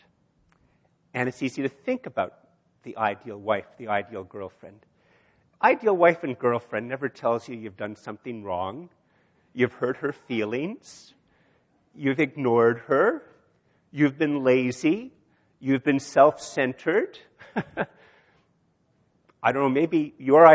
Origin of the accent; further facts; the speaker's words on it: Canada; I'm a Canadian, I breathe Canadian air